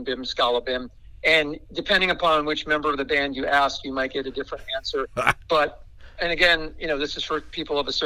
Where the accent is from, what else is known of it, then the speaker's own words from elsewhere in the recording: New Jersey, United States; I grew up in New Jersey, halfway between New York and Philadelphia